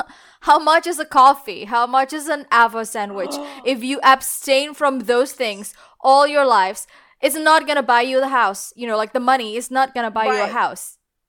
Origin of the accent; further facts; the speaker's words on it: Indonesia; now in Australia; Because I'm originally from Indonesia, and these problems exist in Indonesia. And then I moved to Australia